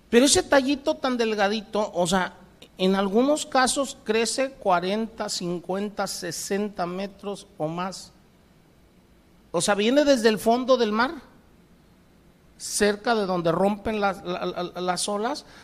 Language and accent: Spanish; Pacific coast, Mexico; yo vengo del Pacífico. Aquí en el Golfo el oleaje no es muy alto, es un oleaje muy, muy suave. Pero en el Pacífico son olas tremendas